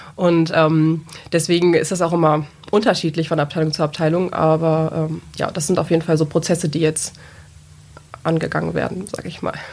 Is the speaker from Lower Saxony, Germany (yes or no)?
yes; a small village in the Peine area, Lower Saxony, Germany; moved away as an adult; now in Braunschweig, Germany; komme ursprünglich aus einem kleinen Dorf in der Region in Peine